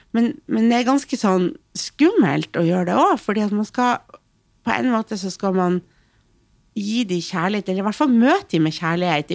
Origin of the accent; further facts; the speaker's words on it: Hamarøy, Nordland, Norway; Jeg kommer fra ei lita øy. Mm. Jeg kommer fra Hamarøy, som er en mm. kjempevakker plass